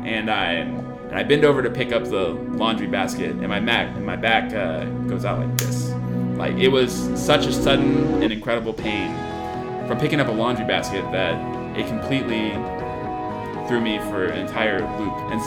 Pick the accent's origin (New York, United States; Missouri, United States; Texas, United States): Texas, United States; Lindale; now in College Station, United States; I'm originally from Lindale, Texas. It's a small town out in East Texas, but I live in College Station now